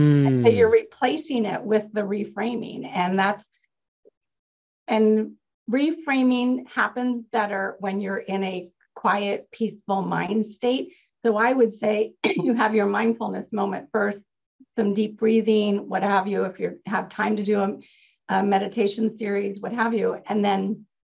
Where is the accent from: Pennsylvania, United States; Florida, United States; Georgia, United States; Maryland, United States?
Maryland, United States; now in California, United States; I grew up in Maryland